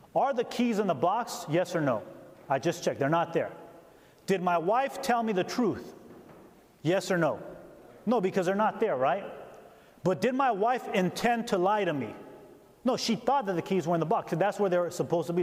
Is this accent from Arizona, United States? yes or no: no; California, United States; also born or lived in Upper Peninsula, Michigan; now in Upper Peninsula of Michigan, United States; I'm from California